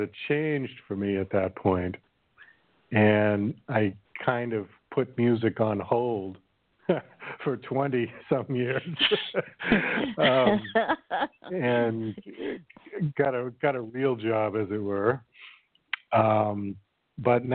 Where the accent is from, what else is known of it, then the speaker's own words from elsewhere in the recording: Boston, Massachusetts, United States; moved away as an adult; also born or lived in New York City; I'm originally from Boston, Massachusetts, and I moved to New York City